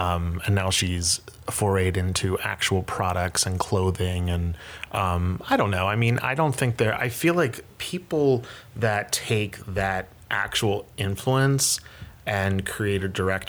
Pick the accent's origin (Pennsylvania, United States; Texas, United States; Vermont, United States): Pennsylvania, United States; right outside of Philadelphia; moved away as an adult; now in New York, United States; I'm originally from Pennsylvania, right outside of Philadelphia. Okay. And that's primarily where I grew up, and then went to college here in New York.